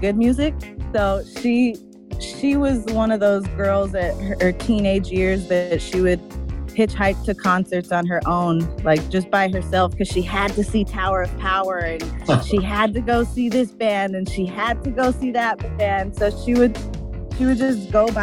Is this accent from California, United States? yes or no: yes; Los Angeles, California, United States; I was born in Los Angeles, Santa Monica, and I grew up in the West Side area. So I'm very